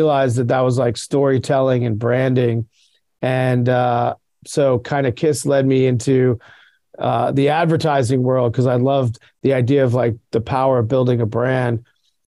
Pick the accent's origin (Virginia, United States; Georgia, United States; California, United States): Virginia, United States; I grew up in Virginia, outside of DC